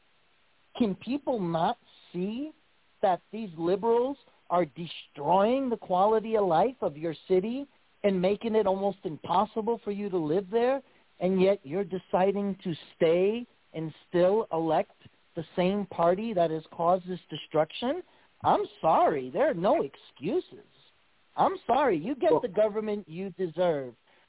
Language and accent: English; New York, United States; my home state of New York